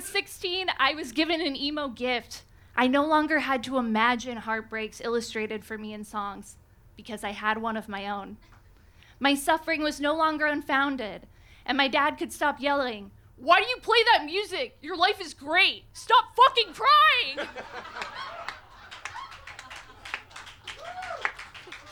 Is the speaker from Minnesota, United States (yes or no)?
no; Reno, Nevada, United States; moved away as an adult; also born or lived in San Francisco; After college, I moved from my hometown of Reno, Nevada to San Francisco.